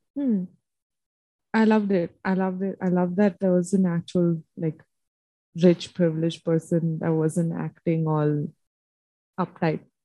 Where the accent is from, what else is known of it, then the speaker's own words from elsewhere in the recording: India; I'm from India